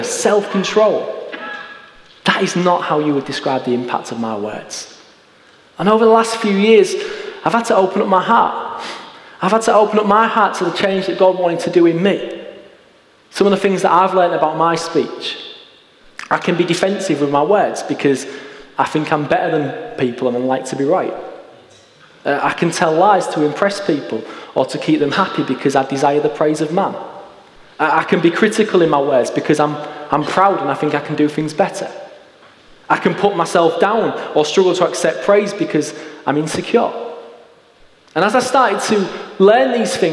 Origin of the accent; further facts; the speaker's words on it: Hull, Yorkshire and the Humber, United Kingdom; I grew up in East Hull, and I went to school on Bilton Grange